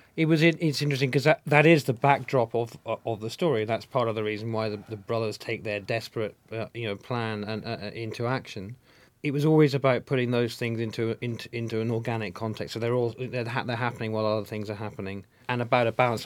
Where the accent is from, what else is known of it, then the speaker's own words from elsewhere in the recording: Scotland, United Kingdom; I'm Scottish.